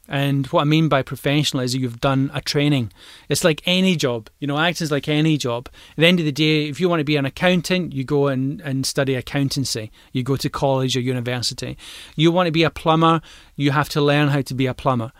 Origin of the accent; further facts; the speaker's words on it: Glasgow, Scotland, United Kingdom; I'm a Glaswegian